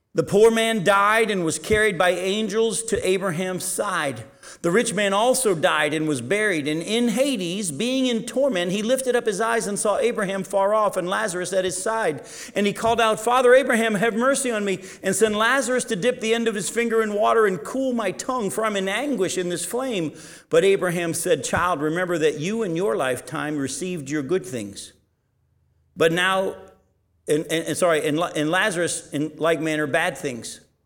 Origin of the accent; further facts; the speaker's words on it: United States